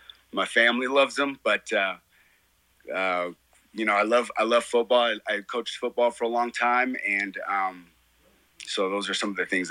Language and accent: English; Colorado Springs, Colorado, United States; Colorado is my home. I moved here when I was 4 years old.